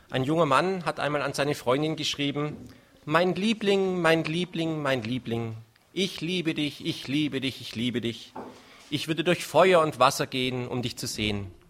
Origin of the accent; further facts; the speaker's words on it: Stuttgart, Baden-Württemberg, Germany; Wir sind die … und der …. Wir kommen aus Stuttgart